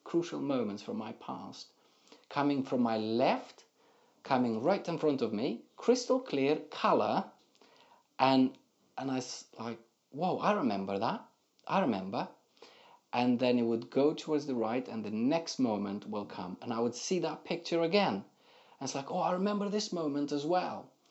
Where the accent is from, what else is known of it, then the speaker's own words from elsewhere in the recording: Moldova; moved away as an adult; now in England; my entire growing up in Moldova